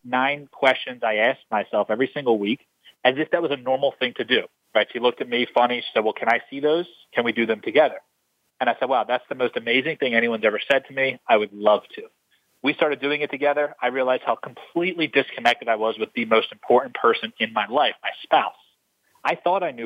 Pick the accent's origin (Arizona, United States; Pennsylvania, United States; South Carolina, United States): Pennsylvania, United States; Philadelphia; I grew up in Philadelphia.